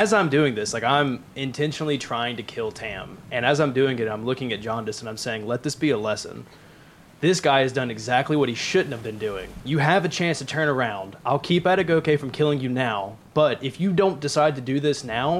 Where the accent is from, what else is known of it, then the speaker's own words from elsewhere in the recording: Tennessee, United States; Down here in Tennessee, we say the coups de Gracie.